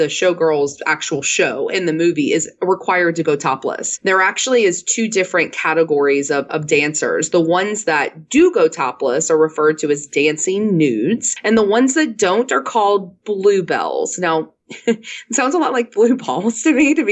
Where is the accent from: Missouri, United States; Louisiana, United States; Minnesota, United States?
Louisiana, United States; New Orleans; moved away as an adult; now in Houston, United States; I live in Houston, Texas, but I'm actually from New Orleans originally. I lived there most of my life through college